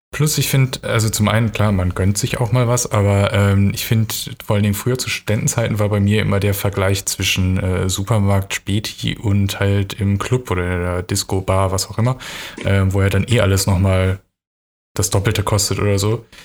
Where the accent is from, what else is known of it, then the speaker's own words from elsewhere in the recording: North Rhine-Westphalia, Germany; moved away as an adult; also born or lived in Hamburg / Hannover / Augsburg; ich komme aus Nordrhein-Westfalen und ähm, bei uns ist es schon so, dass es ein, zum Beispiel ein starkes Krombacher Gebiet ist